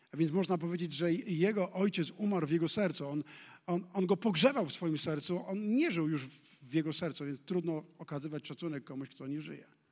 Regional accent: Poland; urodziliśmy się w Polsce

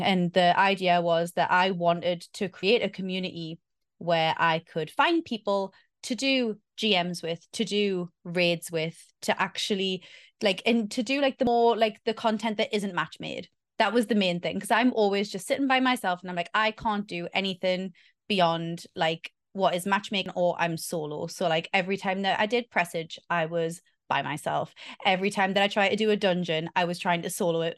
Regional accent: Newcastle upon Tyne, North East England, United Kingdom; moved away as an adult; now in Victoria, Australia; I am originally from Newcastle, Northeast England. I currently live in Australia

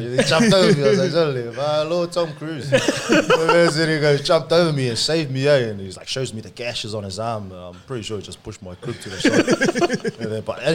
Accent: Auckland, New Zealand; English is a second language; moved away as an adult; also born or lived in Samoa; now in Rosebery, Australia; I was born in Samoa, moved to New Zealand when I was like 2 years old.

